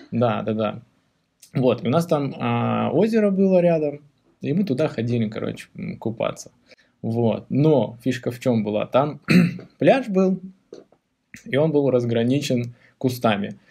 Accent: Beslan, North Ossetia–Alania, Russia; мы же из Беслана

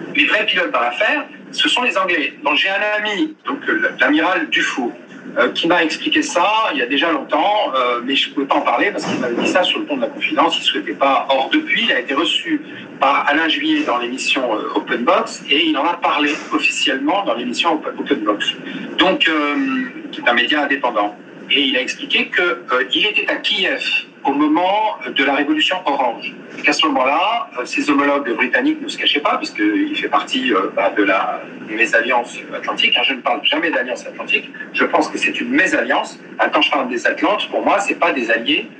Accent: France; je suis français, je ne suis pas américain

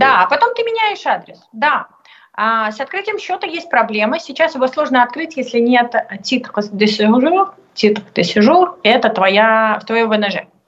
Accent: Russia; moved away as an adult; also born or lived in Moscow; now in France; я всегда буду русской для всех

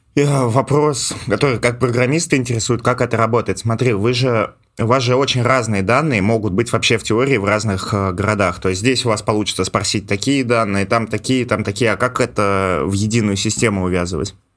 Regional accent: Ivanovo, Ivanovo Oblast, Russia

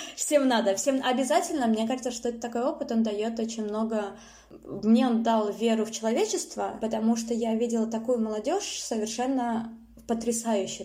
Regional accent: Saint Petersburg, Russia; я выросла в Питере

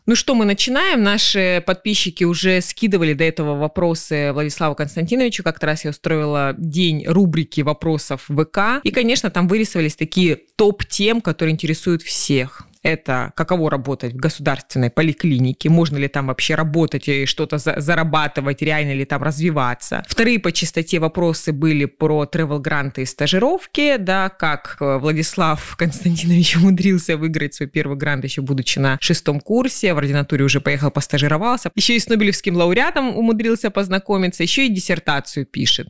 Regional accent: Krasnodar, Krasnodar Krai, Russia; Сегодня мы записываем наш подкаст из жаркого города Краснодара, который еще является моей малой родиной

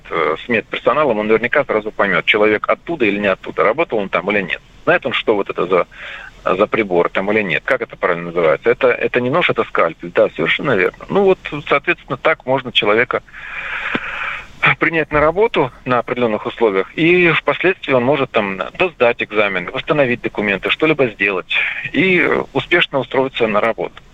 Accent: Ukraine; хотя он сам родом с Украины, как и я, впрочем.

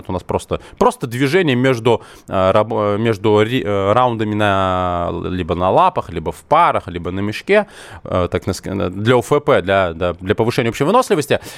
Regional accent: Moscow, Russia; я родился в Москве, у меня такое советское российское образование

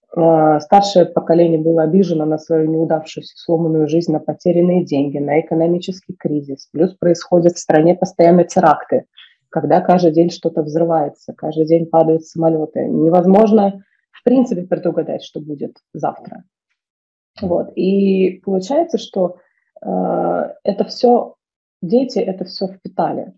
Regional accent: Moscow, Russia; я выросла в Москве, в центре Москвы

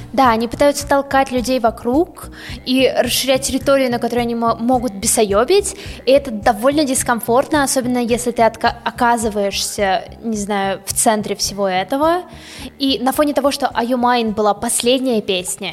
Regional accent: Russia; мы из России

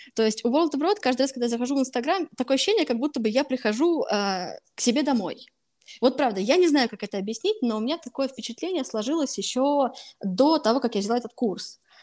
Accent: Voronezh, Voronezh Oblast, Russia; я вообще изначально из Воронежа, прожила всю жизнь в Воронеже.

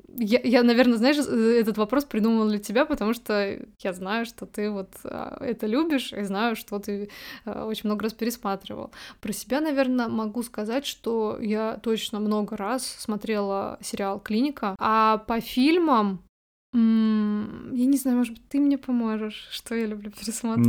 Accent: Voronezh, Voronezh Oblast, Russia; мы из Воронежа, э, мы не в Москве живем

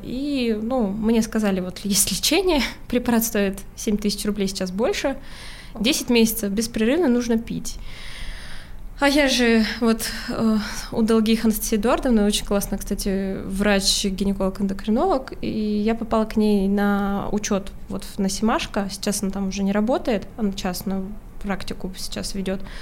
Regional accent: Urals, Russia; moved away; я с Урала

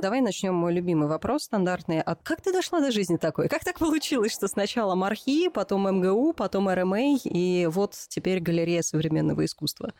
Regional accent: Moscow, Russia; Как коренная москвичка

